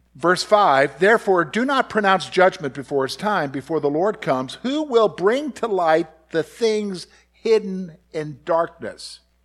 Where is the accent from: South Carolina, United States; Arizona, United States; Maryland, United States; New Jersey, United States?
South Carolina, United States; Columbia; moved away; I grew up in Columbia, South Carolina